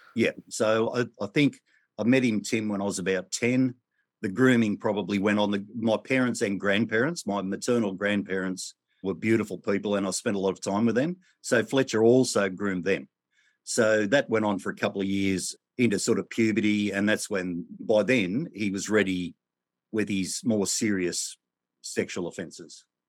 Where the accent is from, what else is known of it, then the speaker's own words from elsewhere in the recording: Australia; I was born in Australia in the nineteen sixties